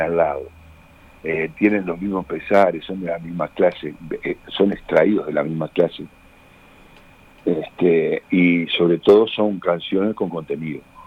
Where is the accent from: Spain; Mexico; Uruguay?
Uruguay; cómo somos los uruguayos